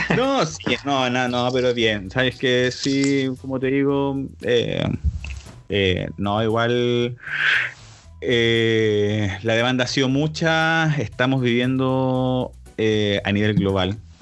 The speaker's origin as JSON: {"language": "Spanish", "town": "Santiago", "region": "Santiago Metropolitan Region", "country": "Chile", "said": "somos de Santiago de Chile"}